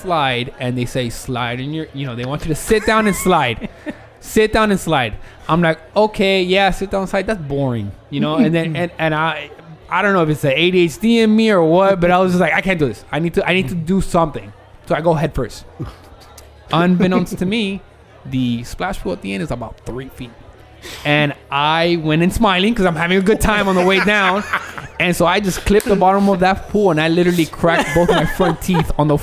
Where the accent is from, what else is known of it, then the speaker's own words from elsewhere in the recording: Miami, Florida, United States; we come from Miami